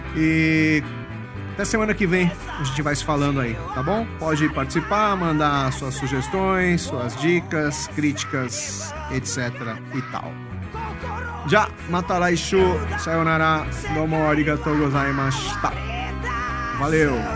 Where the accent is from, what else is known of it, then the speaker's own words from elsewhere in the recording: São Paulo, Brazil; eu nasci e cresci na Liberdade